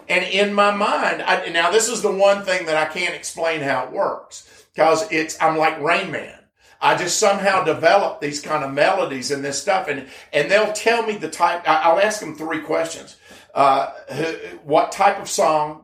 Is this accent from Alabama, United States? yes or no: yes; Birmingham, Alabama, United States; moved away; my hometown in Birmingham